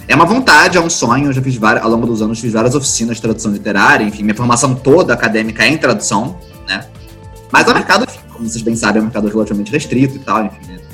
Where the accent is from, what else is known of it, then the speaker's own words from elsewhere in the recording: Rio de Janeiro, Brazil; sou carioca